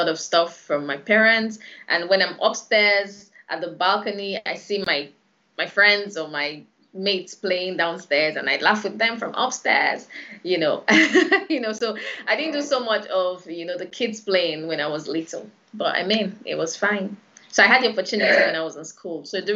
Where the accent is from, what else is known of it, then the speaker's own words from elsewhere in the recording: Lagos, Nigeria; I was born in Lagos, born and bred, actually.